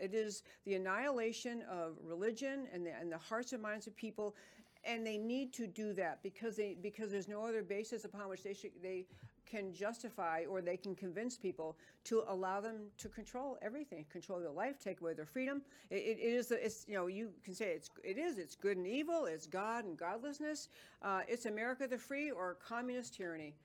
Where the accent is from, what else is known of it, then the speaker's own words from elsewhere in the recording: New York, United States; moved away; I grew up in New York and I can speak quickly